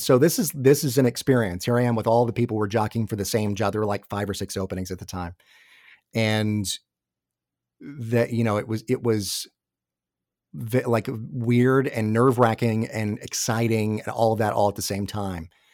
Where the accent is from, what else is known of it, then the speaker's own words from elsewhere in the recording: Atlanta, Georgia, United States; moved away as an adult; also born or lived in New York / New Jersey; I grew up in the Atlanta area, my family's all here.